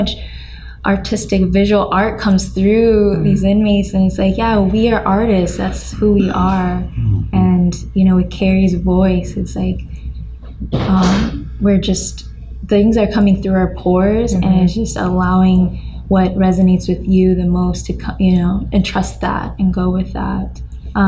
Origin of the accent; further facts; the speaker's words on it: United States; I grew up in America